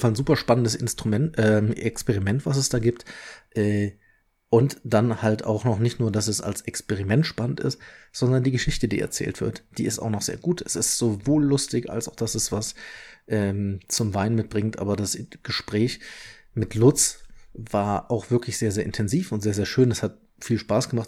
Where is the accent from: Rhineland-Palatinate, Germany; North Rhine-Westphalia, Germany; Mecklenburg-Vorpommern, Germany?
North Rhine-Westphalia, Germany; Leverkusen; now in Ingolstadt, Germany; Ich bin ja gebürtiger Leverkusener